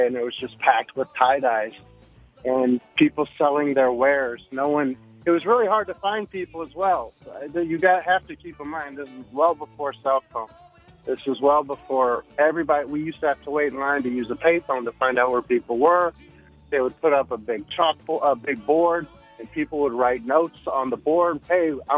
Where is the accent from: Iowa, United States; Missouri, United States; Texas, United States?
Missouri, United States; St. Louis; I'm from St. Louis